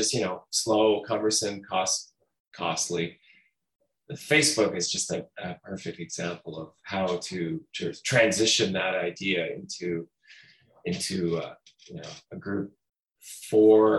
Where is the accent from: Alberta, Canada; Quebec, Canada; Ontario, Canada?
Ontario, Canada; St. Catharines; now in Toronto, Canada; Born and raised in St. Catharines, but I've been living in Toronto